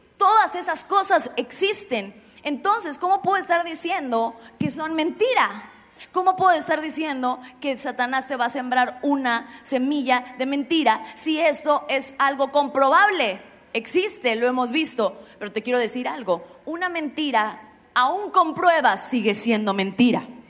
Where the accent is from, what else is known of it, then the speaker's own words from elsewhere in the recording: Xalapa, Veracruz, Mexico; moved away; Yo soy de Jalapa